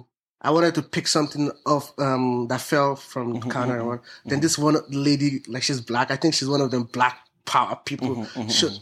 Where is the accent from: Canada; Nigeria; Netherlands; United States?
Nigeria; moved away; I'm Nigerian